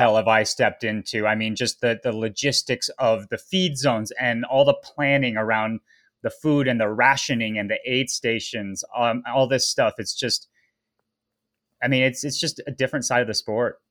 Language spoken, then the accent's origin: English; Boulder, Colorado, United States; also born or lived in Tahoe; growing up in Boulder, Colorado, which is, you know, a hotbed of American cycling